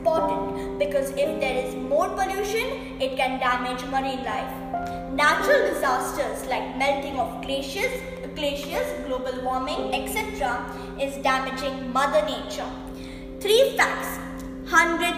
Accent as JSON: {"language": "English", "country": "India", "moved": "yes", "lives_now": "Dubai, United Arab Emirates", "said": "I'm a student of Dubai Scholars and I'm an Indian"}